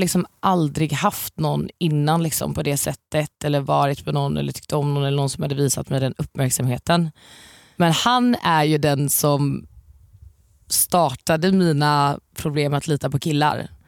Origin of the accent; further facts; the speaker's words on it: Varberg, Halland County, Sweden; moved away; jag är ju från Varberg från början